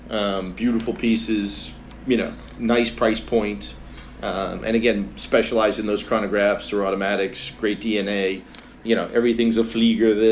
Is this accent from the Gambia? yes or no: no; United States; as stupid Americans.